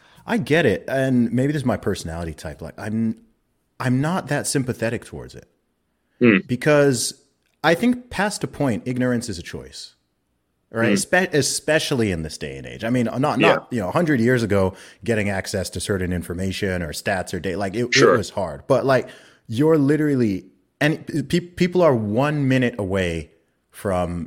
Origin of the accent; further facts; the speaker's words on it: United Kingdom; as a non-American, as a British guy